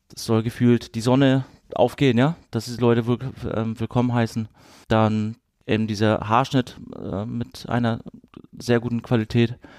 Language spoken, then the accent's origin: German; Kiel, Schleswig-Holstein, Germany; moved away as an adult; also born or lived in Rostock; now in Freiburg, Germany; wir sind mit der Wende 89 sind wir nach ähm, Kiel ähm, rübergezogen an die, an die Ostsee. Und wir haben da ziemlich lange gelebt. Genau, ich habe da meine Jugend verbracht